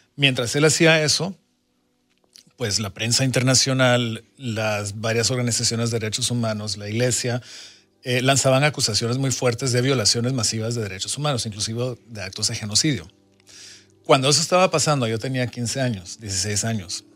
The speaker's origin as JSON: {"language": "Spanish", "country": "Guatemala", "tie": "born or raised there", "said": "mi infancia en Centroamérica, de Guatemala, un país en guerra"}